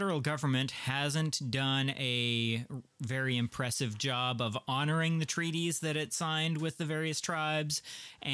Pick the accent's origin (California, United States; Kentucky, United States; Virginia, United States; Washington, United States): Washington, United States; Muckleshoot Reservation; I grew up on the Muckleshoot Reservation